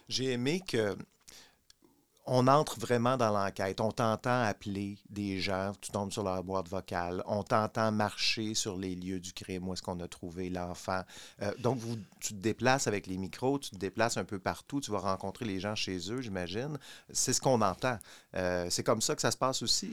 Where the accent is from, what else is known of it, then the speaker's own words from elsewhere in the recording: Quebec, Canada; j'ai grandi au Québec pendant ces années-là